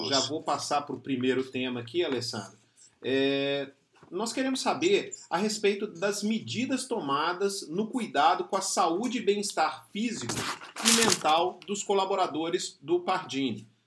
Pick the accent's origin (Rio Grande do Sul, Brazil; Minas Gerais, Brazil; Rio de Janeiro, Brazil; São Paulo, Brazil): Minas Gerais, Brazil; Belo Horizonte; sou mineiro, né, sou de Belo Horizonte